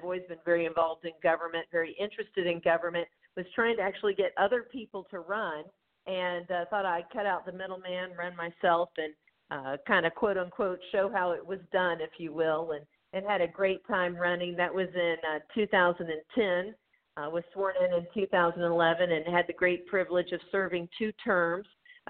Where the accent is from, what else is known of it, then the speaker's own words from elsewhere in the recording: Atlanta, Georgia, United States; moved away as an adult; now in Columbus, United States; Well, I was born and raised in Atlanta. Of course, my parents, my mom is from central South Georgia, sort of the Colquitt County, Moultrie, Thomasville area. So I've got family all over the state.